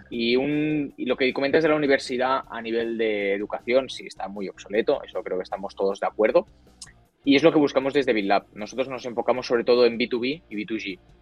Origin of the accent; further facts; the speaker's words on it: Barcelona, Catalonia, Spain; moved away as an adult; now in Madrid, Spain; yo soy de Barcelona, soy de, España, ahora me he mudado a Madrid por, temas de, faena